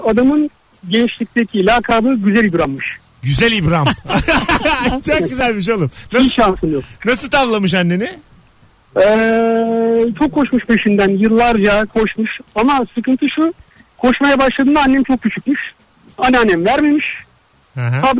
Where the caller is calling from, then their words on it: İzmir, Turkey; Merhaba Barış ben İzmir'den.